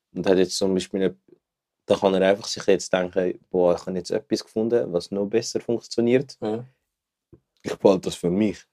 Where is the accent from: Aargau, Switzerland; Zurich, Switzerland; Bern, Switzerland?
Zurich, Switzerland; ich komme aus Zürich